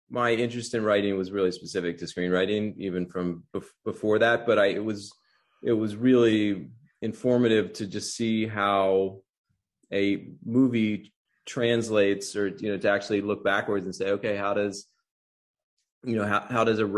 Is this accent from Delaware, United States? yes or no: yes; Wilmington, Delaware, United States; moved away as an adult; also born or lived in Baltimore; I grew up in Wilmington, Delaware, um, so not too far from Baltimore. But then I had a lot of family that also lived in Baltimore